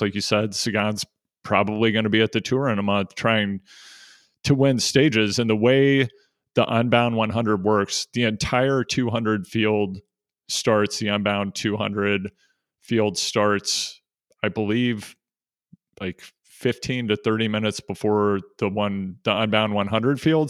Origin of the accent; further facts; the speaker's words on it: Missouri, United States; I grew up in Missouri